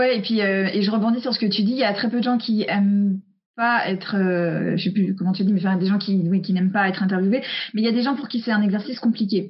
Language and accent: French; United States; moved away; j'ai grandi aux US et je suis très imprégnée de la culture